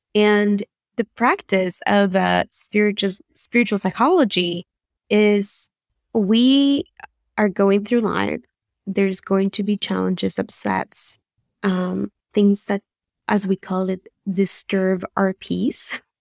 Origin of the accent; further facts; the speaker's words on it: Buenos Aires, Argentina; English is a second language; moved away as an adult; now in United States; The accent you hear is from Buenos Aires, Argentina, uh, where I grew up, and I moved to the States in two thousand ten